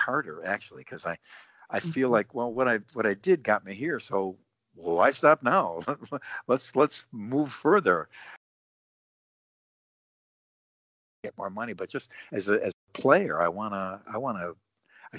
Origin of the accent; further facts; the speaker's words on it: Buffalo, New York, United States; my hometown in Buffalo